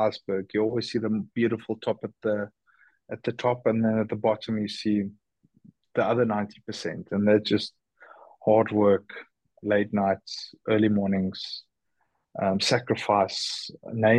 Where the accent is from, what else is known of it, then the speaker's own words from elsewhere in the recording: South Africa; being South African